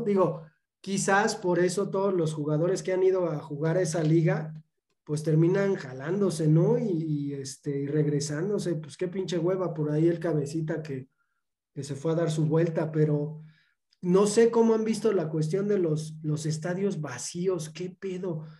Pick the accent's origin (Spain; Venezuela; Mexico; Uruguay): Mexico; como mexicanos